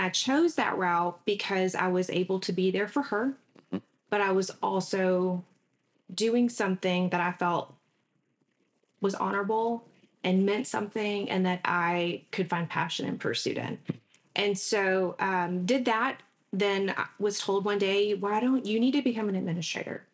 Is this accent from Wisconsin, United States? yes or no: no; Mesquite, Texas, United States; also born or lived in Galveston, Texas / China, Texas / Dallas, Texas / New York; now in Southeast Texas, United States; I was here until about third grade, and then my parents decided to move us out to Mesquite, Texas. So, grew up in Mesquite, went to Beasley, Kimbrough, Poteet High School